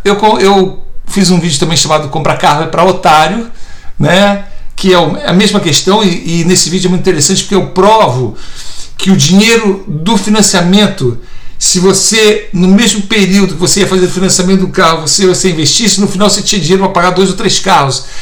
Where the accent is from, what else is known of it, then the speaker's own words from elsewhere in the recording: Brazil; moved away as an adult; now in United States; sou neto de português e tenho dupla cidadania, sou brasileiro e português, agora estou me tornando americano também